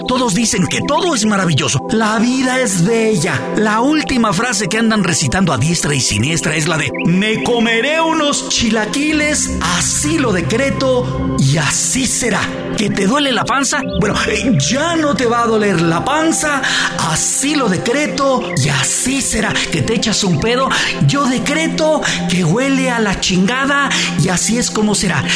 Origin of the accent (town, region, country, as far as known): Mexico